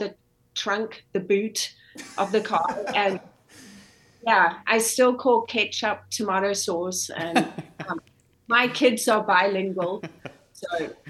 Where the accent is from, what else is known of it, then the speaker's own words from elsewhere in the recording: Zimbabwe; moved away as an adult; also born or lived in South Africa / South Carolina, United States; now in Iowa, United States; I grew up in Zimbabwe, and got my bachelor's degree in South Africa, and then went back to Zimbabwe